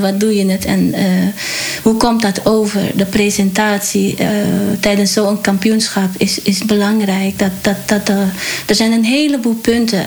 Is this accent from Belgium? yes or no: no; Paramaribo, Suriname; now in Netherlands; geboren in Suriname, Paramaribo. En van origine Javaanse, dus Javaans-Surinaams